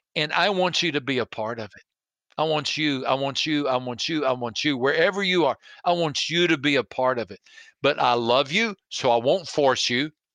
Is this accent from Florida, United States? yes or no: no; Texas, United States; I was raised in Texas